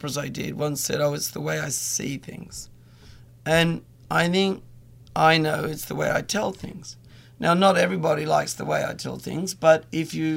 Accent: Australia; now in New York, United States; Australia's home, work in LA, but live in New York

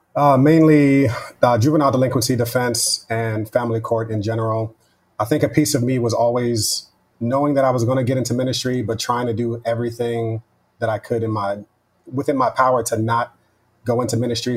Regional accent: Westchester, New York, United States; also born or lived in Yonkers / New Rochelle; I grew up in Westchester, right outside of the city in New York.

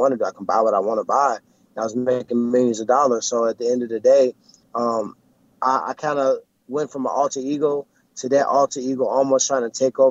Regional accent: St. Louis, Missouri, United States; I'm from St. Louis

